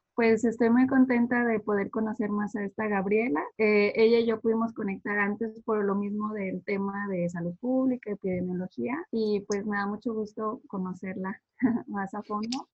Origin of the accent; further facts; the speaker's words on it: Mexico; now in United States; soy de acá, de Estados Unidos, eh, mexicana, pero viviendo en Estados Unidos